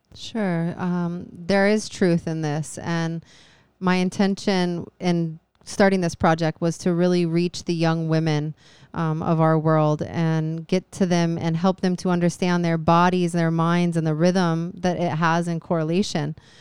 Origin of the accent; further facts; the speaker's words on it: Phoenix, Arizona, United States; now in Hawaii, United States; I was raised in Arizona by a mother who was from Hawaii